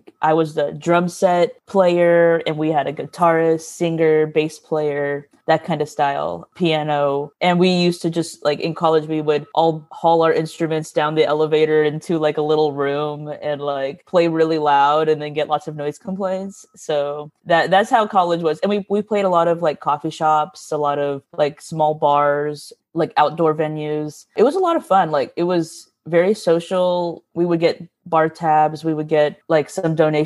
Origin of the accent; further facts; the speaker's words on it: Pearland, Texas, United States; also born or lived in San Marcos, Texas / Houston, Texas; I'm originally from Pearland, Texas. I was born and raised here